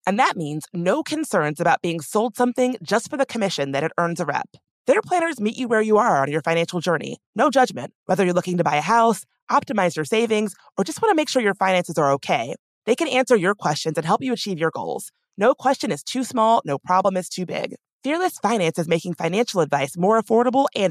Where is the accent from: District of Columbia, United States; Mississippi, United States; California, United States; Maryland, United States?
District of Columbia, United States; Washington; my hometown of Washington, D.C.